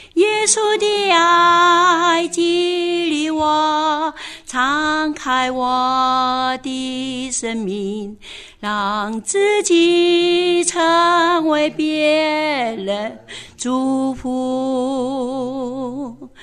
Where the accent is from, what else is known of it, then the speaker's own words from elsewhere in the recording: Taitung, Taitung County, Taiwan; 我那个土生土长台东人